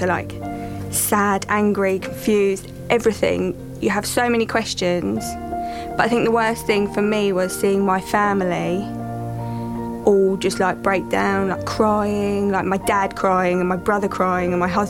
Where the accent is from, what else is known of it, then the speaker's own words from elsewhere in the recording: London, United Kingdom; I'm from South East London